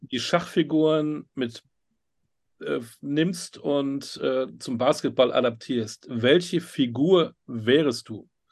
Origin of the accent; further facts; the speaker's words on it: North Rhine-Westphalia, Germany; ich bin Westfale